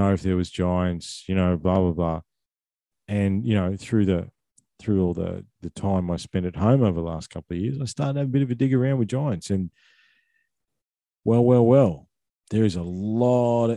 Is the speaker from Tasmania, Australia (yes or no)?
no; Victoria, Australia; I grew up in Victoria